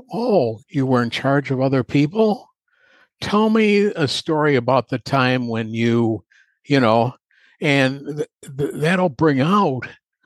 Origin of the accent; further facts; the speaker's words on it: Chicago, Illinois, United States; moved away as an adult; now in North Carolina, United States; I'm from Chicago, I moved down here to North Carolina about 10 years ago